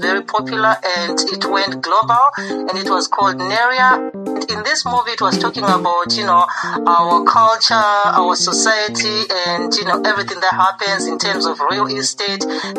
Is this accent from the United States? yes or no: no; Zimbabwe; moved away; from Zimbabwe.